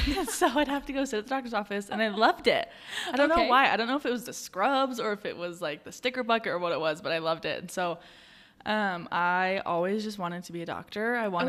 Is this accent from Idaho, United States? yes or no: yes; Sandpoint, Idaho, United States; now in Provo, United States; I live in Provo currently. I'm just working. I do marketing. I'm originally from Northern Idaho